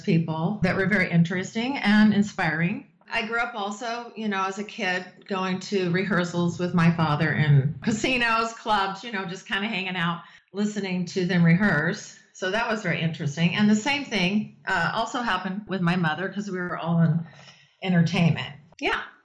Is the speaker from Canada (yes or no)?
no; Las Vegas, Nevada, United States; I was born in Vegas